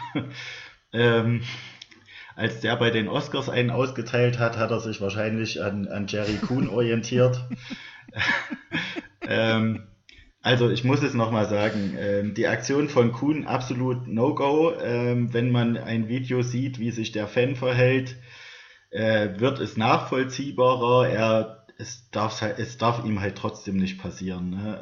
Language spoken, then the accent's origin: German; Saxony, Germany; als Sachse